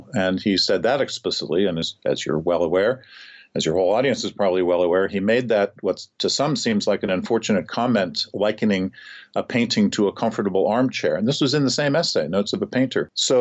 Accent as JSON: {"language": "English", "town": "St. Louis", "region": "Missouri", "country": "United States", "tie": "born or raised there", "said": "the St. Louis Art Museum, my hometown museum"}